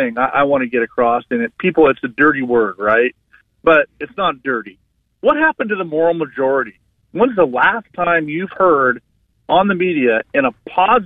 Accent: Portland, Oregon, United States; I'm from Oregon, downtown Portland

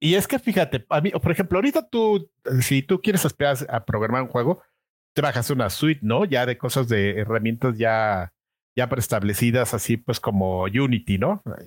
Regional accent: Mexico City, Mexico; nací en la Ciudad de México, en la delegación Venustiano Carranza. De hecho, nací muy cerca de donde vivo ahora.

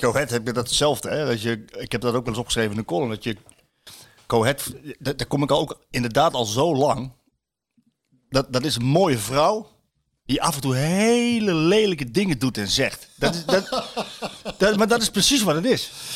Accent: Apeldoorn, Gelderland, Netherlands; moved away; ik ben in Apeldoorn ben ik opgegroeid, deels

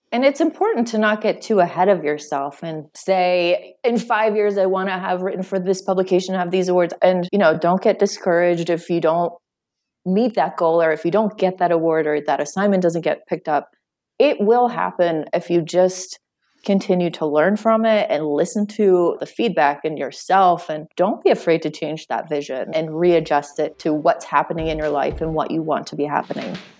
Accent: Western Pennsylvania, United States; moved away; I grew up in uh, Western Pennsylvania in a small town

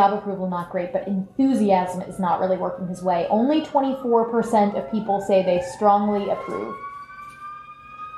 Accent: Orlando, Florida, United States; I was growing up in Orlando

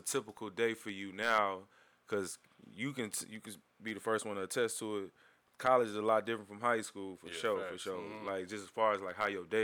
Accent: Houston, Texas, United States; growing up on the East Side

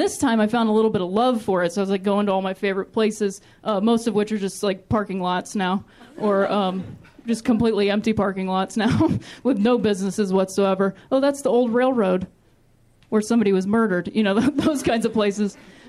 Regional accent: Ohio, United States; Like I said, I'm from Ohio, which I like to call the thinking man's Indiana.

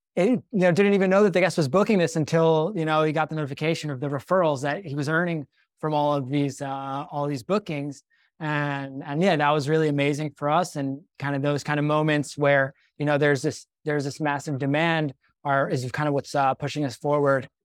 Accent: Cherry Hill, New Jersey, United States; moved away as an adult; also born or lived in Israel; I grew up in Cherry Hill, New Jersey, the small suburb outside of Philadelphia.

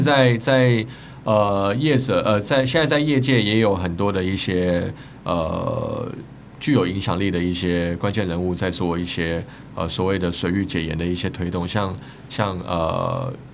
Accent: Taiwan; 身为台湾人

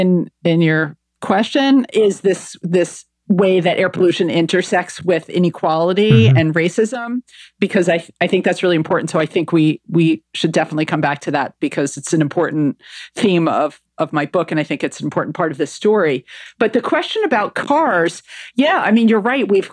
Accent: New Jersey, United States; moved away as an adult; now in London, United Kingdom; I'm from New Jersey

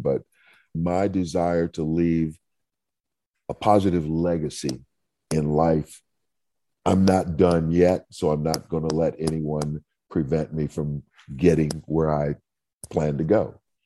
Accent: Saint Paul, Minnesota, United States; I grew up in Saint Paul, Minnesota

